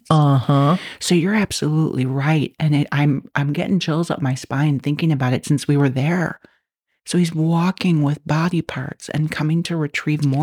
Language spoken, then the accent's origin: English; Chicago, Illinois, United States; I grew up in Chicago in apartments all my life.